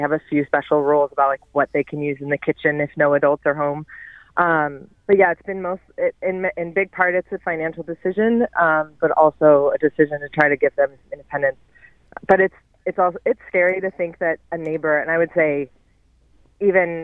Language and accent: English; outside of Philadelphia, Pennsylvania, United States; moved away; I grew up outside of Philadelphia